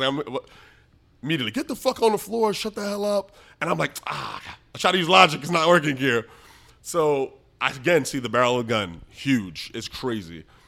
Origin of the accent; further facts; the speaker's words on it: New York City, New York, United States; I grew up in the Bronx, um, and we had a, like, large household, seven